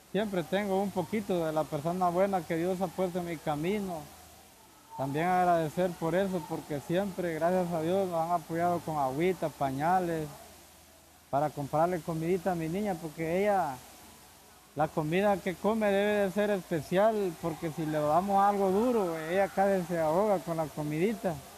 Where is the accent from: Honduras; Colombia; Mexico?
Honduras; moved away as an adult; yo salí de Honduras hace dos meses. La decisión mía, más que todo, salir de mi país es por la, por la salud de mi niña